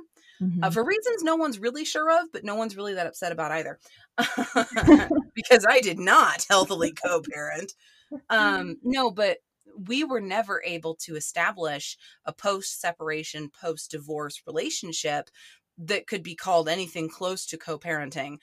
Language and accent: English; Oklahoma, United States